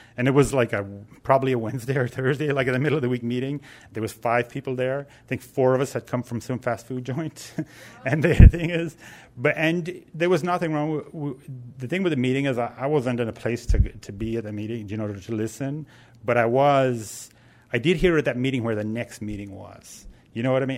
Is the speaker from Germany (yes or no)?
no; Ireland; now in San Francisco, United States; I talk funny because I'm originally from Ireland